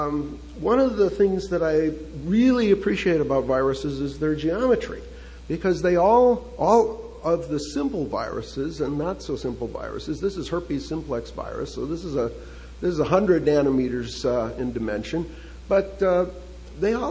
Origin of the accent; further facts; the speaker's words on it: Chicago, Illinois, United States; now in San Diego, United States; So I was raised in Chicago